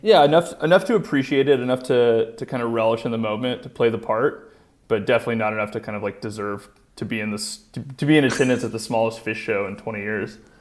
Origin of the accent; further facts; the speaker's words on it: South Texas, United States; I'm from South Texas